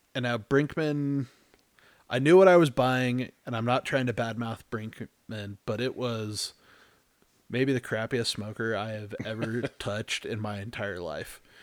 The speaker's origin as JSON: {"language": "English", "region": "Texas", "country": "United States", "moved": "yes", "said": "I'm originally from Texas"}